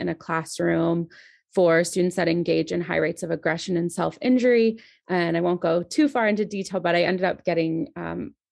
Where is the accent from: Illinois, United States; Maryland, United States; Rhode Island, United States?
Maryland, United States; So, I grew up in Maryland